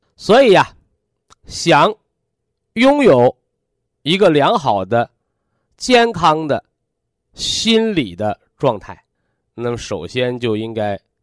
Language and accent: Chinese; China; 我们作为炎黄子孙，是吧？我们作为中国人